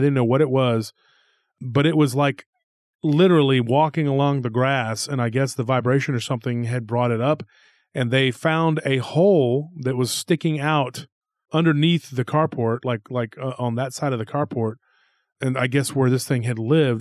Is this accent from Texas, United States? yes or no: yes; Taylor, Texas, United States; in Taylor, Texas, my hometown